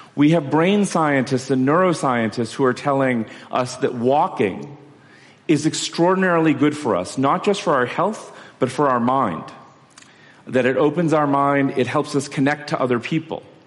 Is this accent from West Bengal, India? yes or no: yes; Kolkata, West Bengal, India; I'm from Calcutta